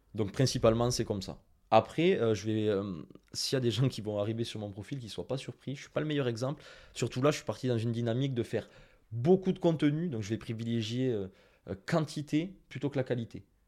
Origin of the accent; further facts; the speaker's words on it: Toulouse, Occitania, France; Excusez-moi pour mon accent anglais, hein, je suis très toulousain.